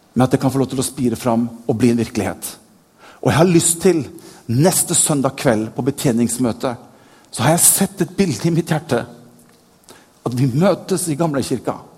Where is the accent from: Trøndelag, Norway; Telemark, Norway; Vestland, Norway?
Vestland, Norway; Bergen; jeg er født i Bergen.